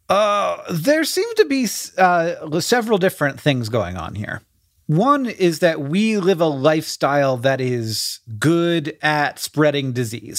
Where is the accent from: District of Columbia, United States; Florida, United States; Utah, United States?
Florida, United States; growing up in Florida